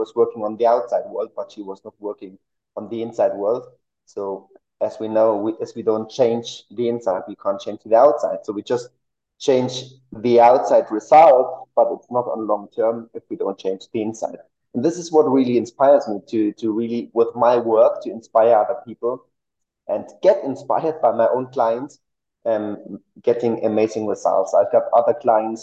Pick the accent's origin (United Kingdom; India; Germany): Germany; now in Mexico City, Mexico; I'm originally from Germany. I live in Mexico City